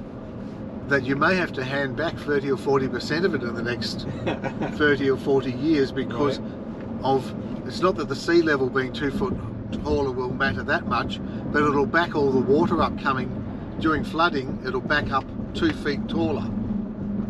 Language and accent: English; Australia; moved away as an adult; now in Marco Island, United States; We've been there 20 years. We're Australian.